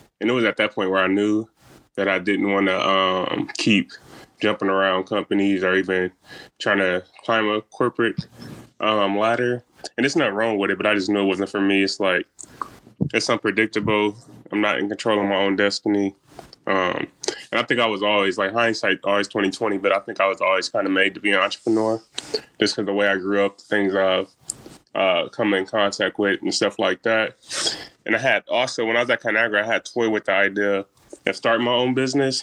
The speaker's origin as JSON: {"language": "English", "town": "Omaha", "region": "Nebraska", "country": "United States", "said": "I'm from Omaha too, South Omaha to be specific"}